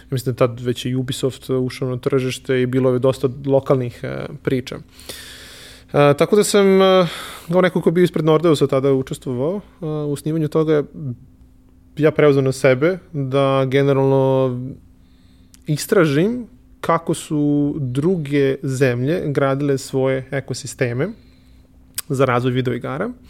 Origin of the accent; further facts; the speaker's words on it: Serbia; kod nas u Srbiji